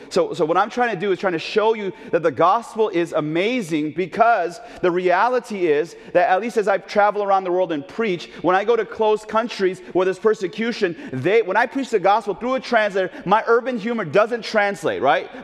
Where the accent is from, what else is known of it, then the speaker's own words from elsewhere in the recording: Oakland, California, United States; now in Chicago, United States; as a little kid growing up in Oakland, California